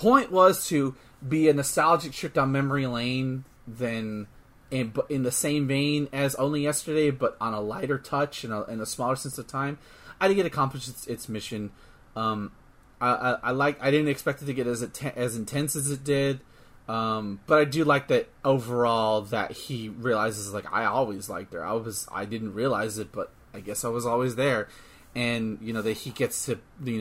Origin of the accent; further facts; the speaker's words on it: United States; we're from America